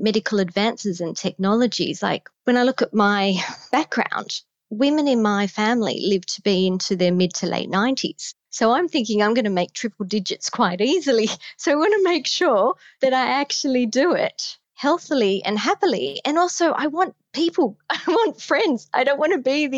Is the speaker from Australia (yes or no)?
yes; Australia; accent: Australian; I'm Australian